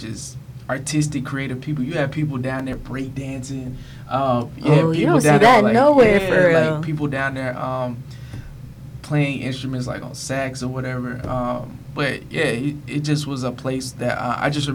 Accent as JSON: {"language": "English", "region": "Alabama", "country": "United States", "tie": "born or raised there", "moved": "yes", "lives_now": "Atlanta, United States", "said": "I grew up in Alabama, but both my parents were here in Atlanta."}